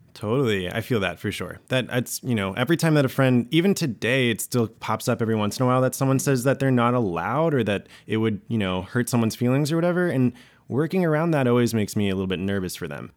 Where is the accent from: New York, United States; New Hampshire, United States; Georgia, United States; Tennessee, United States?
Georgia, United States; I grew up in Georgia in the South